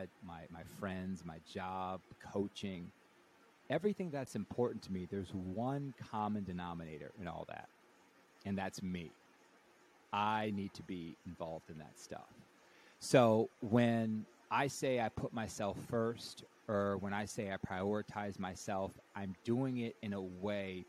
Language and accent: English; the South, United States; I was raised Catholic in the South